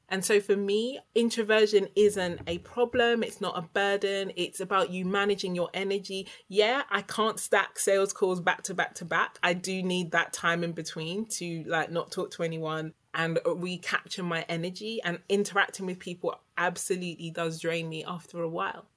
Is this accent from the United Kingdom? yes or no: yes; United Kingdom; I was born in the UK. So I'm the child of an immigrant